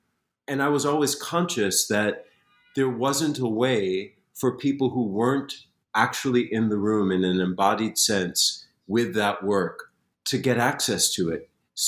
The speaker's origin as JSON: {"language": "English", "town": "Springfield", "region": "Massachusetts", "country": "United States", "tie": "born or raised there", "said": "I grew up in Springfield, Massachusetts, and the library was this sacred place."}